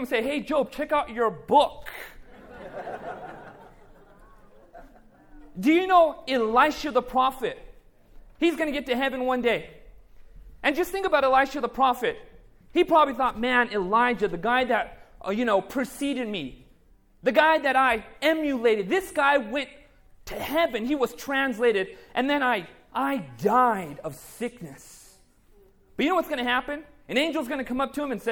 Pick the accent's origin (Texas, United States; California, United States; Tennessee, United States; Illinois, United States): California, United States; Buena Park; also born or lived in Anaheim, California; I was actually born in Anaheim, California, Anaheim General Hospital. Lived my entire, you know, youth life in Buena Park in Cypress, California